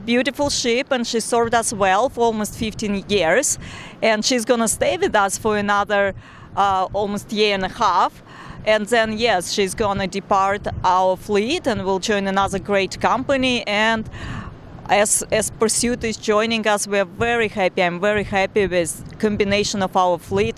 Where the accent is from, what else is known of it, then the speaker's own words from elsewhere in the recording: Tashkent, Uzbekistan; moved away; I was born and raised in Tashkent, Uzbekistan, in a very small neighborhood